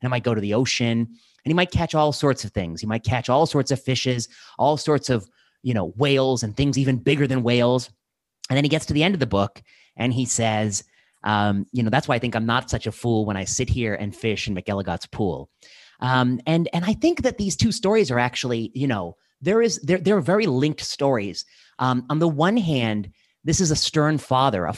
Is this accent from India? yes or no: yes; India; I'm Indian